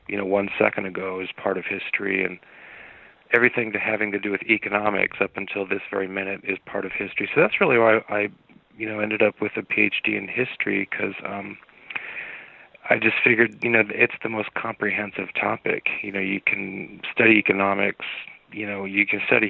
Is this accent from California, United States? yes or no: yes; Southern California, United States; I grew up in Southern California, and I grew up in a tough area